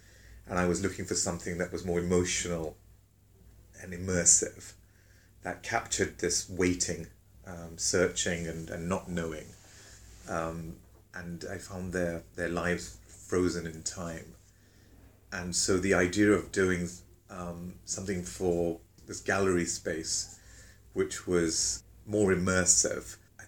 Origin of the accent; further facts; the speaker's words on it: England, United Kingdom; So this complexity that I didn't really know about growing up in England